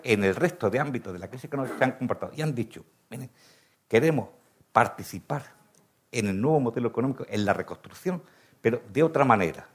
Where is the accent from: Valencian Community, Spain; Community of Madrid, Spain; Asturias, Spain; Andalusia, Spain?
Andalusia, Spain; Granada; soy granadino